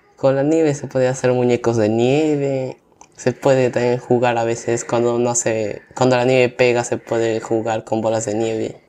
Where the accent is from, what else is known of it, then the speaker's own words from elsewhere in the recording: Pucallpa, Ucayali, Peru; yo vengo de la ciudad de Pucallpa, que está ubicada en la selva del Perú